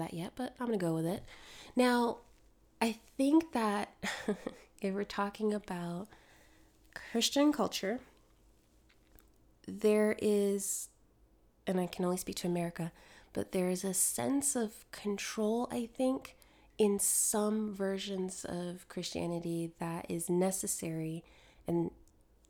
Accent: Connecticut, United States; also born or lived in Jamaica (ancestry); now in Georgia, United States; The church I grew up in was in Connecticut

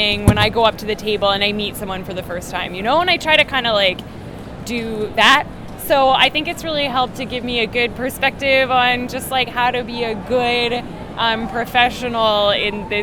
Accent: London, Ontario, Canada; I grew up in London, Ontario, which is about 2 hours south of Toronto

